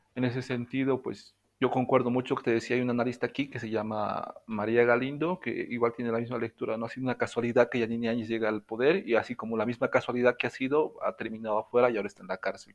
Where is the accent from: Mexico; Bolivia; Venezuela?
Bolivia; also born or lived in La Paz; soy boliviano, estoy radicando en La Paz, en el departamento de La Paz